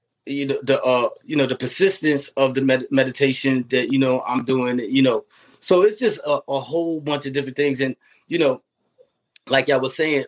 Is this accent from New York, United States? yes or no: yes; New York City, New York, United States; I'm from Queens